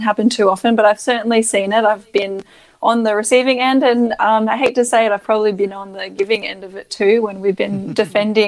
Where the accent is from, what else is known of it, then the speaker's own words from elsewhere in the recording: Australia; As an Australian, you kind of feel a bit lazy that you don't have to speak any other language.